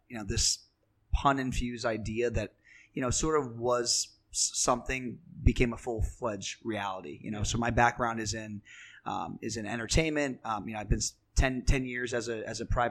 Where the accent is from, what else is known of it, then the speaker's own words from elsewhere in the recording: Pennsylvania, United States; now in New York City, United States; Grew up in Pennsylvania.